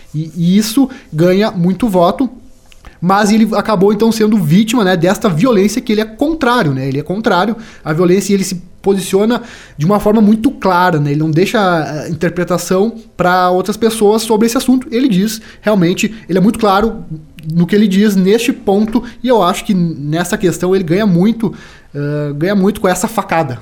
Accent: Brazil; como brasileiro

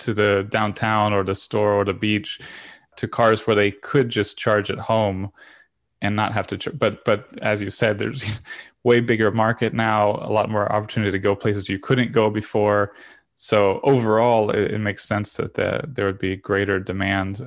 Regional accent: Florida, United States; also born or lived in Europe; I'm from Florida

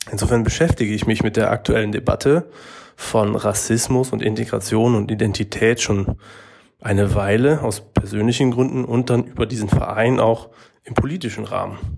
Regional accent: North Rhine-Westphalia, Germany; Die Frage, wo kommst du her, ist auch mir geläufig. Und genauso die Nachfrage, Nachfrage woher denn wirklich, wenn ich dann sage, aus dem Münsterland.

